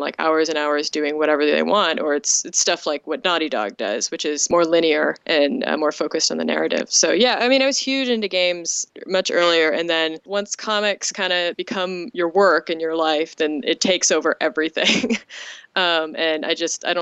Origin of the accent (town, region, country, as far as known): Ontario, Canada; born or raised there